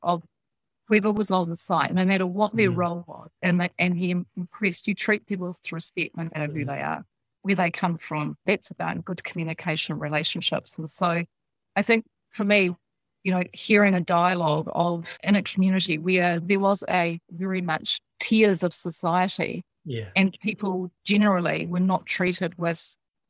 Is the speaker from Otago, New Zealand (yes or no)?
yes; Dunedin, Otago, New Zealand; moved away as an adult; now in Nelson, New Zealand; I was born in Otapoti down there in the south.